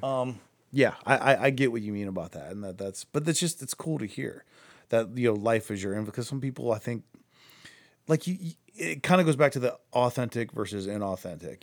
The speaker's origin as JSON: {"language": "English", "town": "Akron", "region": "Ohio", "country": "United States", "said": "I'm from Akron"}